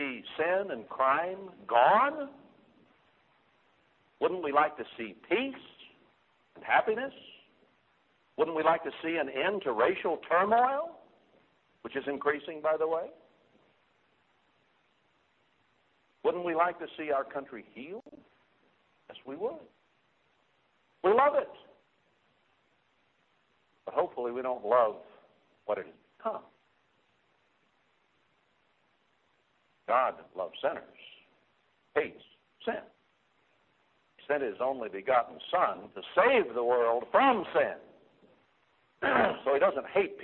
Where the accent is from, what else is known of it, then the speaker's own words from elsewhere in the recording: United States; As an American